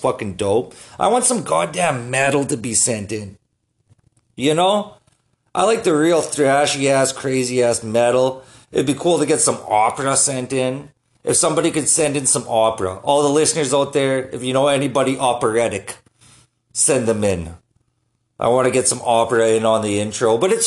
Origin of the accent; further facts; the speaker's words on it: Canada; just as a Canadian here